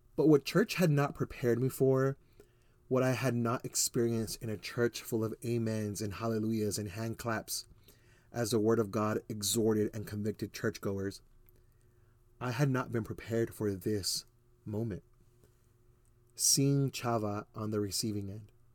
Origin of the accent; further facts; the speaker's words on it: Ozona, Texas, United States; also born or lived in Houston, Texas; now in Spring, Texas, United States; my family actually lived in a tiny Texas town you've never heard of, Ozona, Texas